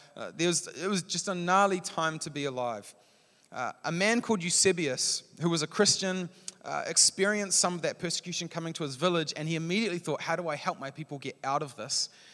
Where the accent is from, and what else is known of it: New Zealand